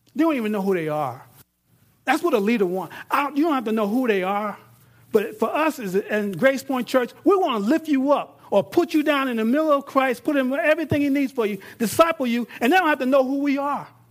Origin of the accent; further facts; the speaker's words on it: New York, United States; now in Texas, United States; I'm in Texas, I'm from New York